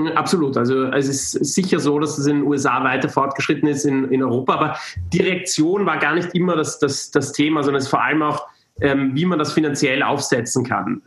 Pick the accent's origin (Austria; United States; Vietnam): Austria; moved away; es war in Österreich, da konnte ich äh, zurück zu, in meine, meine Heimat mal wieder, wieder kehren